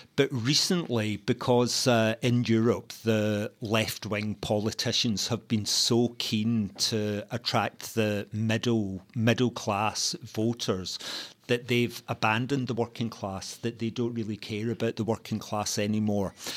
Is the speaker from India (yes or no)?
no; Glasgow, Scotland, United Kingdom; a young working class uh, uh, gay teenager growing up in Glasgow